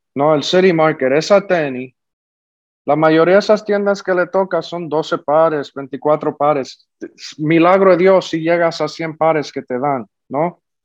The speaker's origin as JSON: {"language": "Spanish", "country": "Puerto Rico", "said": "los dos somos puertorriqueños"}